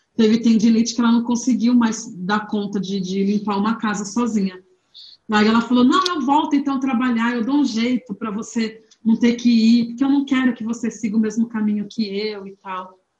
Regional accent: Santos, São Paulo, Brazil; moved away as an adult; now in São Paulo, Brazil; eu nasci em Santos no dia 13 de maio de 1985

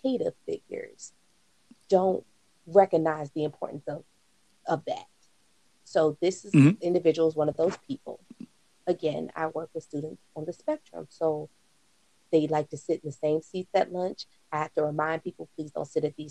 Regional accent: Virginia, United States; now in North Carolina, United States; I'm from Virginia

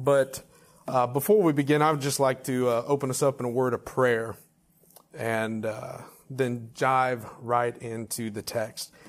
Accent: Texas, United States; now in Fayetteville, United States; my home state of Texas and then my current state of Arkansas

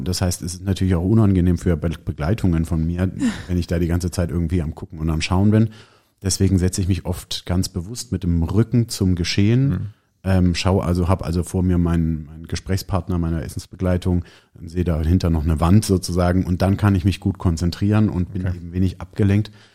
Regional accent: Neunkirchen, Bavaria, Germany; ich bin hier ja auch in der Nähe aufgewachsen an einem Dorf mit dem schönen Namen Neunkirchen, fränkisch Neikern

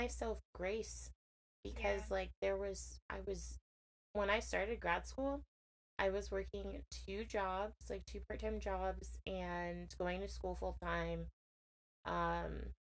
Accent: Connecticut, United States; also born or lived in Worcester, Massachusetts; I am from Connecticut, a very small town, although Connecticut is a small town in itself, but I'm from a small town, Connecticut.

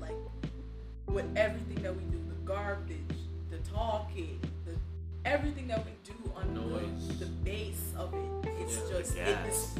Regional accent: Jamaica; in my childhood growing up in Jamaica.

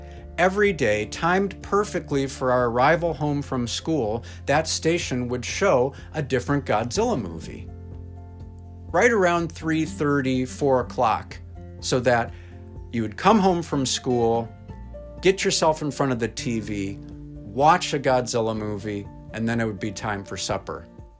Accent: Central Michigan, United States; moved away as an adult; also born or lived in Detroit, Michigan / Fort Wayne, Indiana / Chicago, Illinois; growing up in Central Michigan

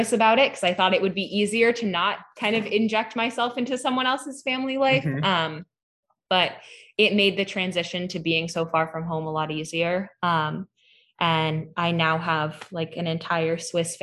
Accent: Hadley, Massachusetts, United States; I'm from Western Mass. I'm from Hadley, which is right near UMass Amherst

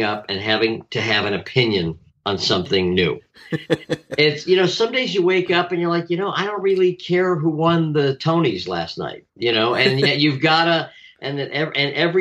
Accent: Chicago, Illinois, United States; now in Atlanta, United States; I grew up in Chicago, so I'm probably a good old Chicago liberal by definition

